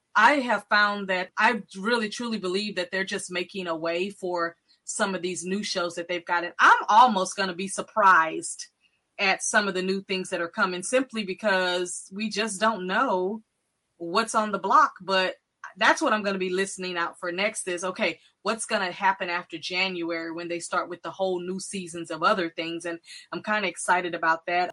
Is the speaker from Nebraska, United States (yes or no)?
no; Texas, United States; I'm from Texas